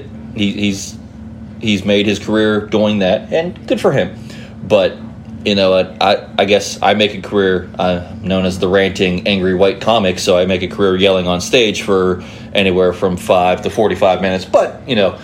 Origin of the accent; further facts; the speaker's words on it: United States; I grew up an hour outside of Pittsburgh